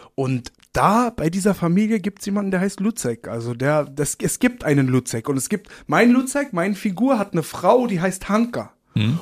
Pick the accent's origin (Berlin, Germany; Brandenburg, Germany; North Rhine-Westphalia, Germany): Berlin, Germany; born or raised there; accent: Berlin; also born or lived in Uslar, Lower Saxony